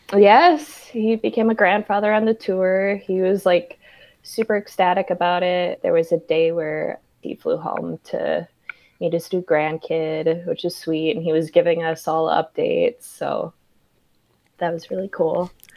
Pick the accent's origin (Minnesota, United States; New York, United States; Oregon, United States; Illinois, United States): Minnesota, United States; Minneapolis; moved away; also born or lived in Atlanta; Minneapolis, where I'm originally from, born and raised